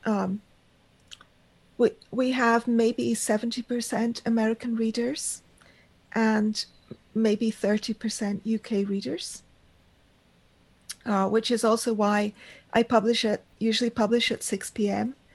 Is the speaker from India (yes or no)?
yes; India; and of course, I, I am Indian and I have that connection.